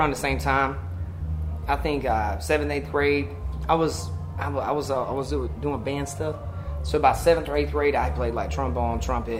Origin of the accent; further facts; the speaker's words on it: Zebulon, North Carolina, United States; I'm from Zebulon, North Carolina.